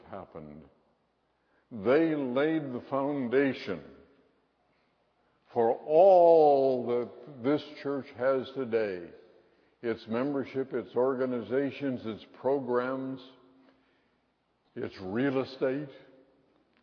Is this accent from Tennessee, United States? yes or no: no; Seattle, Washington, United States; when I was a boy growing up in Westminster Presbyterian Church in Seattle